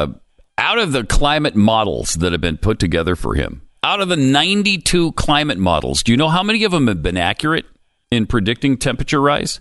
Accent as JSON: {"language": "English", "region": "Montana", "country": "United States", "tie": "born or raised there", "said": "I mean, I grew up in Montana."}